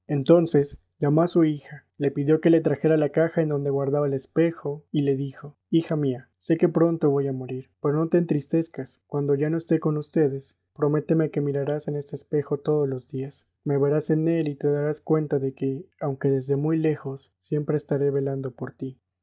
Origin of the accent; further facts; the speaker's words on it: Mexico; soy mexicano